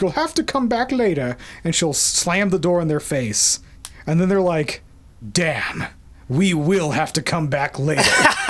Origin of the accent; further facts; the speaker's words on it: United States; as an American